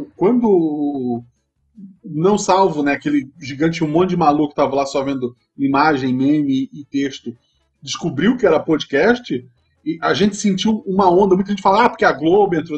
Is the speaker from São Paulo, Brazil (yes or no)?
no; Santa Catarina, Brazil; Eu sou de Santa Catarina